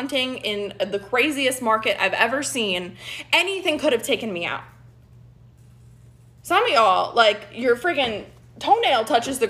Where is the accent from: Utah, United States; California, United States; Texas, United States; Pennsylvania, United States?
Texas, United States; Dallas; I'm from Dallas, Texas